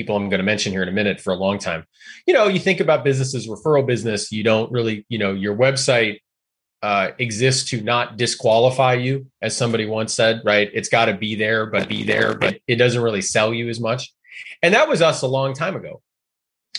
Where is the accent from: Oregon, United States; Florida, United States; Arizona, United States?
Oregon, United States; I'm from Oregon